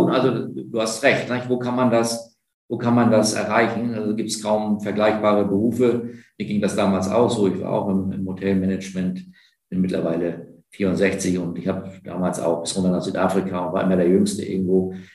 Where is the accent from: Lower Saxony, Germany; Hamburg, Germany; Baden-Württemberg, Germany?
Baden-Württemberg, Germany; Heidelberg; ich bin auch in Heidelberg aufgewachsen